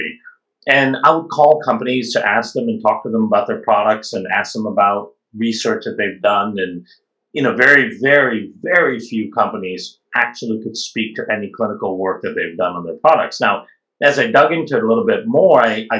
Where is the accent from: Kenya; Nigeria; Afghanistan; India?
India; moved away; I grew up in India